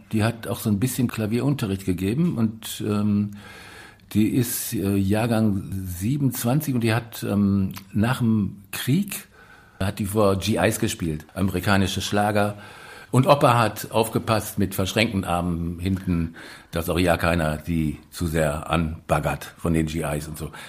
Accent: Moers, North Rhine-Westphalia, Germany; Also in, in Mörs, da wo ich herkomme, das ist eine Kleinstadt am Niederrhein. Tangiert so ein bisschen Ruhrgebiet und ist so zwischen Ruhrgebiet und Holland sehr flaches Land.

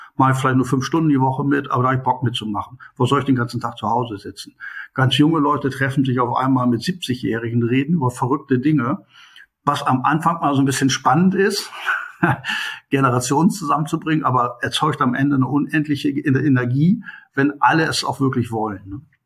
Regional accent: Hanover, Lower Saxony, Germany; moved away as an adult; also born or lived in India / Qatar; now in Bielefeld, Germany; ich komme eigentlich aus Hannover, also mein Leben im Mittelpunkt war früher Hannover

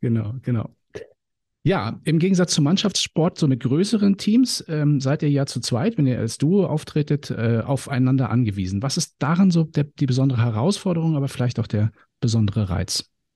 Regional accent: Timmendorfer Strand, Schleswig-Holstein, Germany; Also ich kenne es in Timmendorfer Strand, wie gesagt, meine Heimat

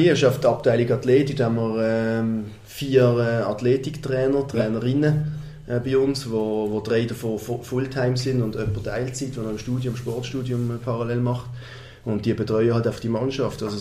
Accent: Basel, Basel-Stadt, Switzerland; es ist der FC Basel, ich bin in der Region, ich bin Basler, ich bin früher noch im alten Joggeli als, als Bub gesehen.

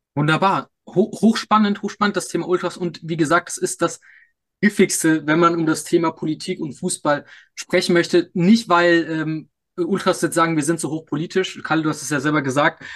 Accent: Munich, Bavaria, Germany; als, als Münchner natürlich ein großer Bayern-Fan

